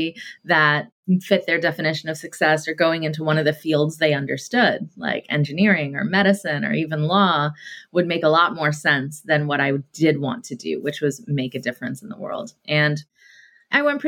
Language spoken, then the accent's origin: English; Atlanta, Georgia, United States; Growing up in Atlanta, Georgia, in the South, in the 80s